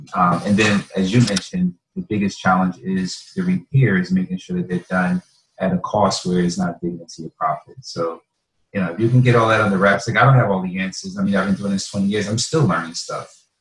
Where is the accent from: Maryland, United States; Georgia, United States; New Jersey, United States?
New Jersey, United States; North; I can go in a community where I'm from. I'm from North New Jersey